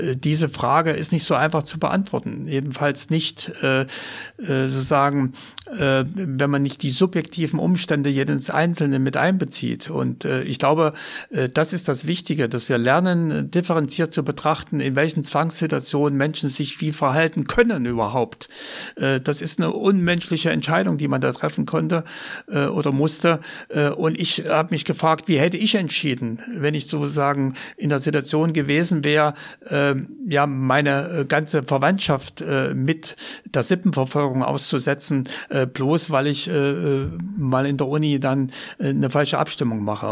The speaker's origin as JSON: {"language": "German", "region": "East Germany", "country": "Germany", "tie": "born or raised there", "moved": "as an adult", "said": "in der DDR bleibe, weil es natürlich meine Heimat war"}